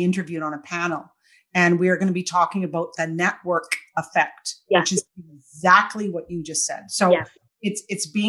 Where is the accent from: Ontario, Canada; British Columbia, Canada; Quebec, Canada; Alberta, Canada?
British Columbia, Canada; Victoria; now in Kelowna, Canada; I grew up in Victoria, and now I live in Kelowna